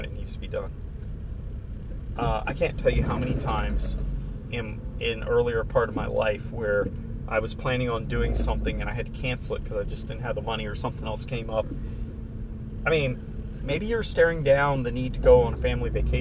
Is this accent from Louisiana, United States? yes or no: no; Florida, United States; moved away; My family lives in Florida. I'm from Florida